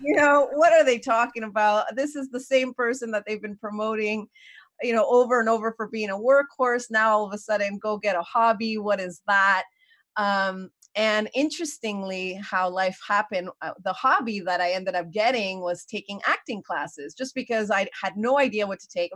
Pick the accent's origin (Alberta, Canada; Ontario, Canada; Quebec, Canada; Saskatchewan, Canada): Quebec, Canada; Montreal; moved away as an adult; also born or lived in New York; I was born and raised in Montreal.